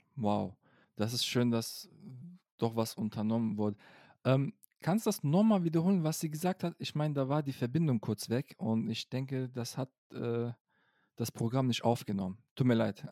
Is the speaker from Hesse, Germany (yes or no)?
no; Cologne, North Rhine-Westphalia, Germany; ich bin Kölsche ja. Jung